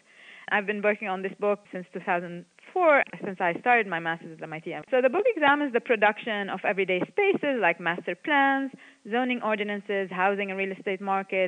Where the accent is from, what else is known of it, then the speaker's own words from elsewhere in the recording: Lebanon; As someone who was born and raised in Lebanon and lived through the Lebanese civil war